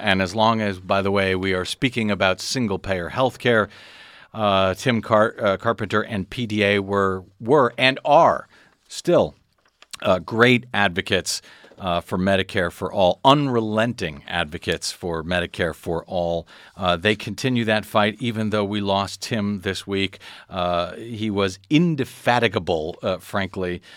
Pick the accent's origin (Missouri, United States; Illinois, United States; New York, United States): Missouri, United States; St. Louis; now in Los Angeles, United States; I grew up in St. Louis, Missouri.